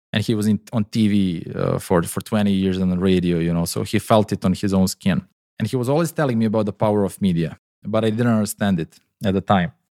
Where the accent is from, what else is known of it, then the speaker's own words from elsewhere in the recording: Serbia; moved away; also born or lived in Dubai; my home country, Serbia.